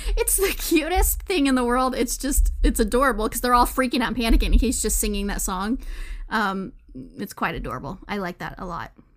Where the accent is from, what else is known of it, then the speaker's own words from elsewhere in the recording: Texas, United States; Texas is definitely right up there, my home state, that I have lived all my life